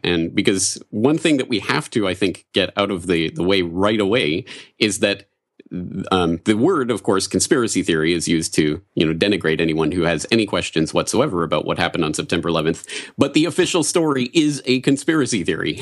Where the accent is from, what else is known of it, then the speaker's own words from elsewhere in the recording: Canada; moved away as an adult; also born or lived in Ireland; now in Japan; I'm a Canadian